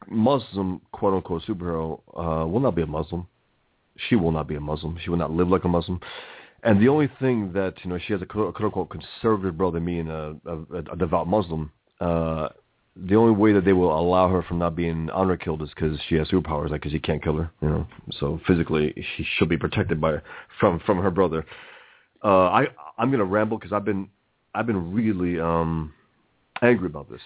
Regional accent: New York City, New York, United States; I was born and raised here in America, in the Bronx

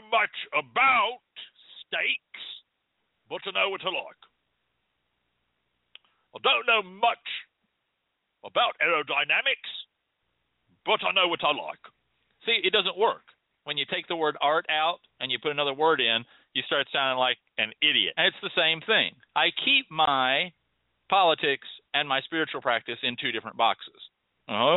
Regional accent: United States; as Americans

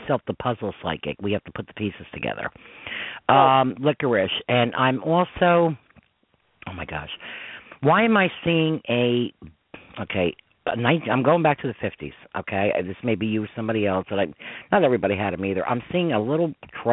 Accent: Westchester, New York, United States; accent: New York; I'm from Westchester

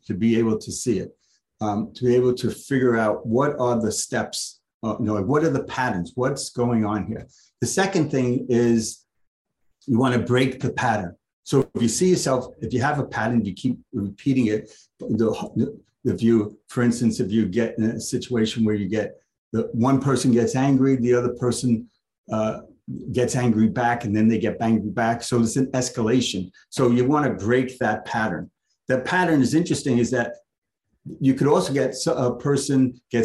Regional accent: New York City, New York, United States; I'm from the Lower East Side

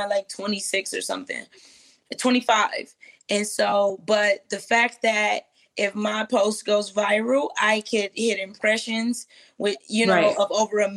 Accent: Flint, Michigan, United States; I'm from Michigan. I'm from Flint.

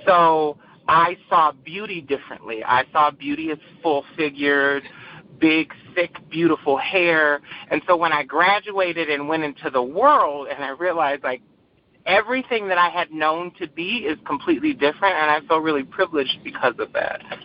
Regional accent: Saginaw, Michigan, United States; also born or lived in Battle Creek, Michigan; I grew up in a small township in Saginaw called Buena Vista

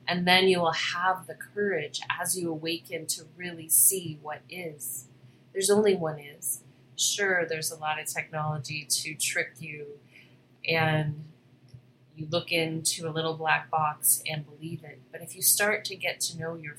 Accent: Hawaii, United States; I was born in Hawaii, spent my last life there.

